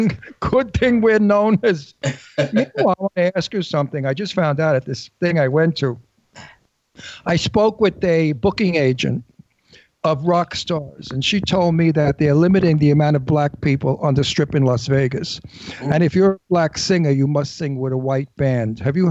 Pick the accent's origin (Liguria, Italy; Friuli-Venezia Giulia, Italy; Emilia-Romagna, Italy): Liguria, Italy; Genoa; We're from Genoa, Italy.